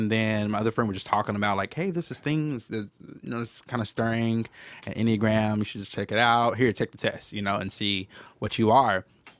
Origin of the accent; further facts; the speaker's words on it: Dallas, Texas, United States; born and raised in Dallas-Fort Worth.